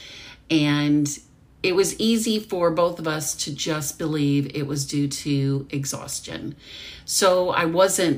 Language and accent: English; Arkansas, United States; moved away as an adult; Growing up in Arkansas